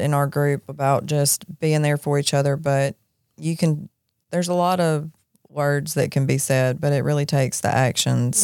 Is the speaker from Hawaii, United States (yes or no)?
no; Jackson, Mississippi, United States; I grew up in Jackson. I grew up on the Pearl River